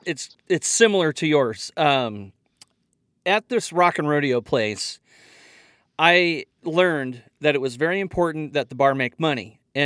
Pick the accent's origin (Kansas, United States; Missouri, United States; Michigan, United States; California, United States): Missouri, United States; also born or lived in Colorado; I'm from Missouri, moved here from Colorado.